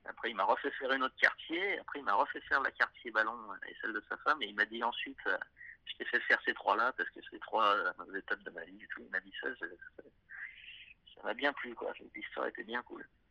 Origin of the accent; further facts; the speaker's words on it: Clermont-Ferrand, Auvergne-Rhône-Alpes, France; je suis un mec de Clermont-Ferrand